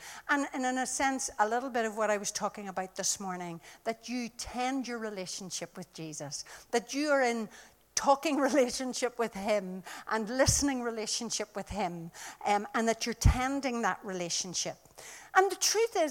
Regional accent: Ireland; I come from Ireland

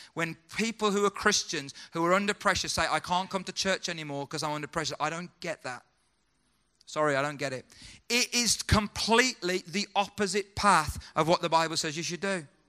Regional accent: United Kingdom; as a British guy

